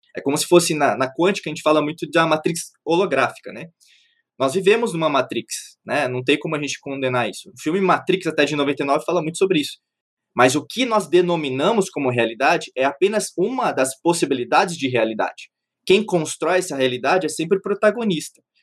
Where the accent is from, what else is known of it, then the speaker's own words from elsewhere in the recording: Brazil; Eu nasci no Brasil, eu sou um ocidental